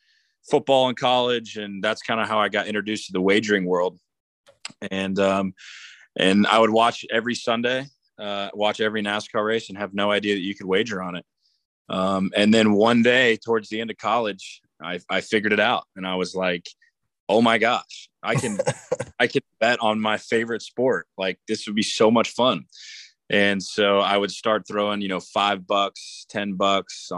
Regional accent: Jacksonville, Florida, United States; I'm from Jacksonville, Florida, right up the road from Daytona, about an hour and a half

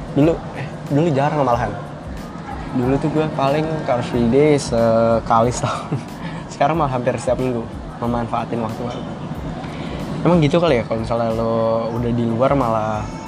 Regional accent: Jakarta, Indonesia; moved away as an adult; also born or lived in Montenegro

